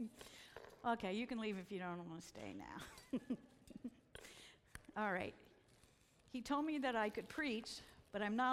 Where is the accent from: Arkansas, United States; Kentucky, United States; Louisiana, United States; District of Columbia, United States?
District of Columbia, United States; Washington; also born or lived in Pennsylvania; I'm from Washington, D.C.